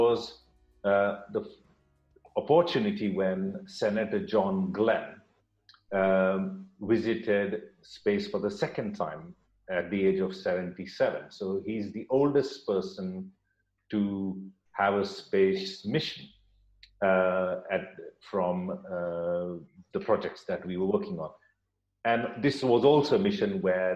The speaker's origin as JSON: {"language": "English", "country": "India", "tie": "born or raised there", "also_born_or_lived": "United States / York, United Kingdom", "moved": "as an adult", "lives_now": "Durham, United Kingdom", "said": "I was born in India"}